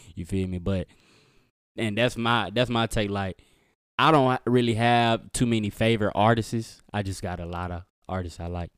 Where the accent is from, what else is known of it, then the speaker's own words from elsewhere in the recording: Mississippi, United States; I'm from Mississippi, so, like, my mama, I used to live with my grandma